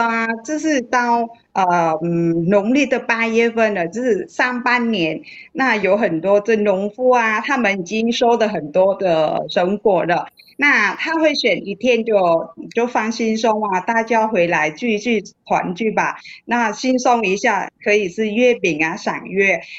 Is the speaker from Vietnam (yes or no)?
yes; Vietnam; moved away as an adult; now in Taiwan; 小的时候在越南过中秋节的当天，